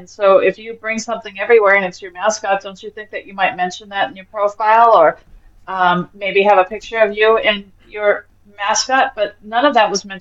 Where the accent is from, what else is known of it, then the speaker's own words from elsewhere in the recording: Los Angeles, California, United States; I'm actually native Californian. I'm from Los Angeles, born and raised, baby. This is my home